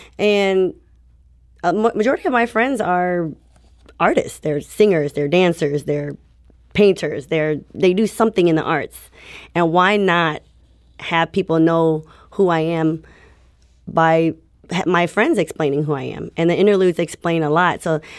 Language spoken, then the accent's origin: English; St. Louis, Missouri, United States; Both, we're all from St. Louis, born and raised. So I had to keep it in my home town.